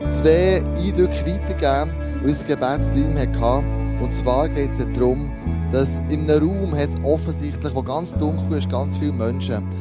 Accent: Switzerland; weil wir ja freie Schweizer sind. Das ist ein Privileg, das wir hier in der Schweiz haben.

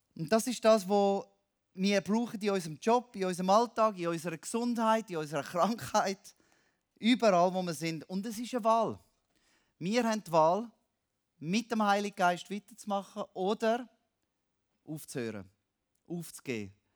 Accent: Switzerland; now in Cambodia; als Schweizer

